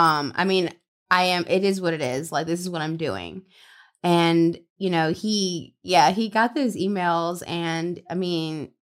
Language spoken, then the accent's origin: English; Louisiana, United States; now in Los Angeles, United States; So I'm from Louisiana, so I'm Southern.